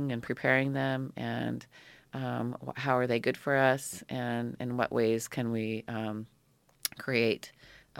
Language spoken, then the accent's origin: English; Petersburg, Alaska, United States; moved away as an adult; now in Ketchikan, United States; I grew up here in Petersburg